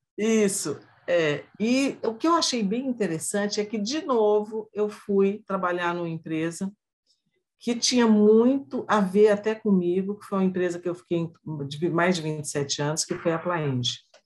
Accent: northern Minas Gerais, Brazil; moved away as an adult; also born or lived in Belo Horizonte; now in northern Paraná, Brazil; eu sou mineira, né? Eu nasci no interior de Minas, sou do norte de Minas, mas como todo interiorano vai para a capital e vai estudar

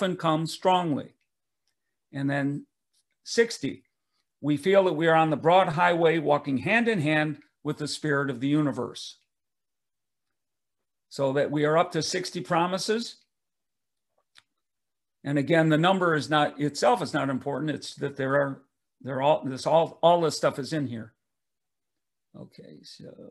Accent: Detroit, Michigan, United States; I grew up in Detroit, Michigan

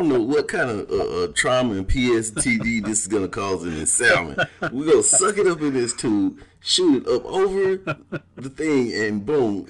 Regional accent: Valdosta, Georgia, United States; also born or lived in Shelby, North Carolina / Ohio; I was born in Shelby, North Carolina. I went from there to Ohio and then ended up in Valdosta, Georgia. So I was basically raised in the Bible Belt

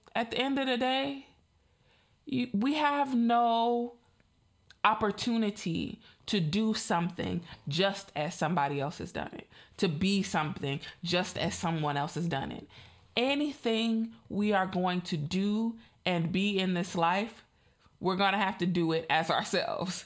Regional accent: Chicago, Illinois, United States; I'm in the Midwest. I'm from Chicago.

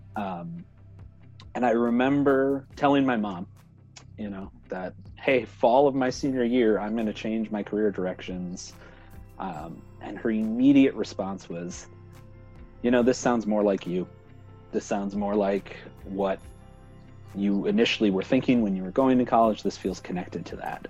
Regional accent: Minnesota, United States; moved away; back home in Minnesota

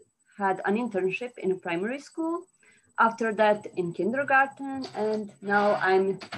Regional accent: Montenegro; English is a second language; I'm from Montenegro.

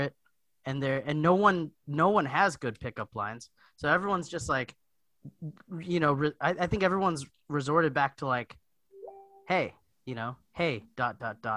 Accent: Hawaii, United States; I'm from Hawaii

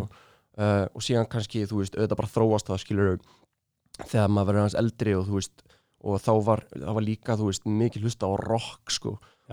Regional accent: Reykjavík, Capital Region, Iceland; þegar maður er í Östubarskóla

